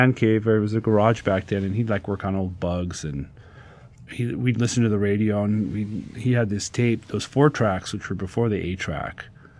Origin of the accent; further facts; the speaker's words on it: San Pedro, California, United States; also born or lived in Compton, California / Aberdeen, Washington / Yugoslavia / Phoenix, Arizona; now in Southwest Washington, United States; I grew up in San Pedro, California, with Mike Wattsburg. And then in 1979, my family moved to Aberdeen, Washington, and that's how I've been in Washington ever since. I've lived in different places. Like, I lived in Yugoslavia in 1980. I lived in Phoenix